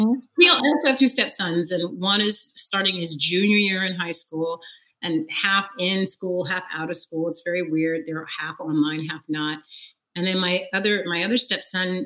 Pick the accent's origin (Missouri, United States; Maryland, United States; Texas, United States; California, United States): California, United States; Fresno; moved away as an adult; also born or lived in New York; I moved from Fresno, California, all the way to New York to go to college.